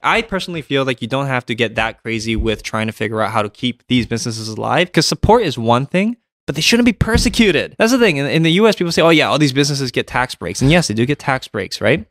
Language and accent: English; Canada